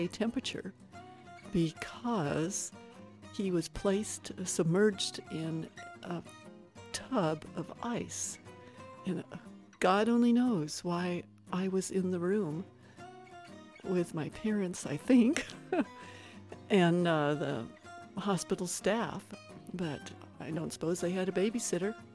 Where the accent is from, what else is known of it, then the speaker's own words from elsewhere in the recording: Wyoming, United States; also born or lived in Nebraska; I was born in Nebraska, but raised in Wyoming.